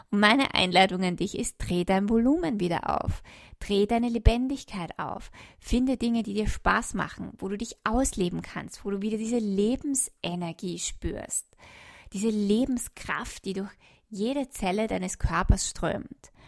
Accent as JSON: {"language": "German", "country": "Austria", "said": "ich komme jetzt nach Österreich, in mein, mein Heimatland zurück"}